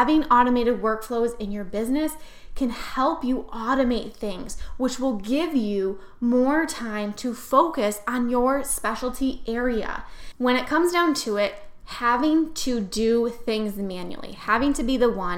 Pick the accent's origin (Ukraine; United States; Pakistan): United States; New York; I am so not Southern. I am from New York